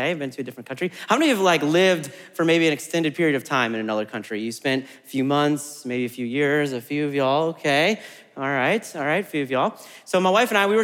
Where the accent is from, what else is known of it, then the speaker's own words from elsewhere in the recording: Midwest, United States; also born or lived in Germany; now in Murfreesboro, United States; I'm from the Midwest, and we're I think, fairly friendly in the Midwest